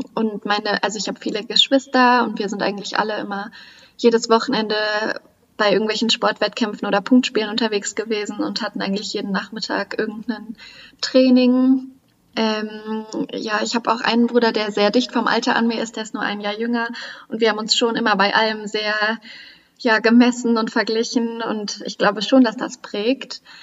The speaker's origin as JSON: {"language": "German", "region": "Central and Northern Germany", "country": "Germany", "tie": "born or raised there", "said": "die Region, wo ich geboren bin, wo ich herkomme, das ist ja eher Mittel- und Norddeutschland"}